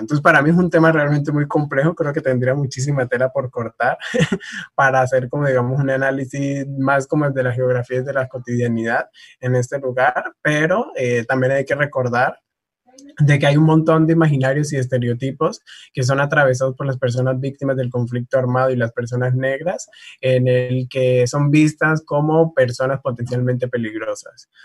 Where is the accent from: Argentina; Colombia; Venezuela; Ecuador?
Colombia; Tumaco, Nariño; now in Cali, Colombia; yo vengo del municipio de Tumaco